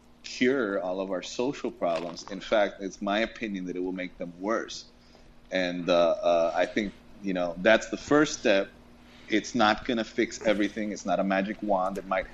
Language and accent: English; United States; moved away as an adult; also born or lived in Albany, New York / Georgia; now in Puerto Rico; I was born in Puerto Rico. I mm-hmm. moved to the States before the age of one. Mm-hmm. I grew up in between Albany, New York, and Georgia. And I came back to Puerto Rico when I was 18 and I had to relearn Spanish